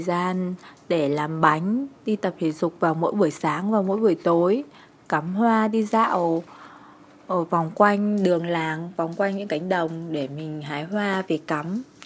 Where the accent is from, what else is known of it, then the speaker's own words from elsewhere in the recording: Nam Định, Vietnam; also born or lived in Hanoi; Hiện tại mình đang sinh sống ở quê hương Nam Định.